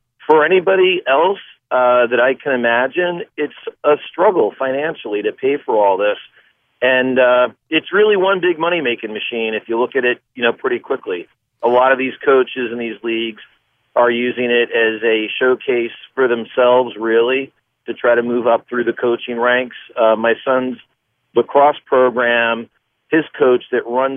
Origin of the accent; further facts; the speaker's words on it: New York City, New York, United States; now in Norwood, United States; I played CYO baseball growing up in Queens